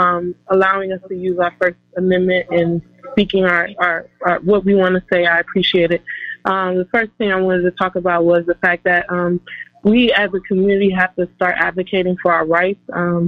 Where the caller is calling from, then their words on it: Chicago, Illinois, United States; Yes, I'm from Chicago.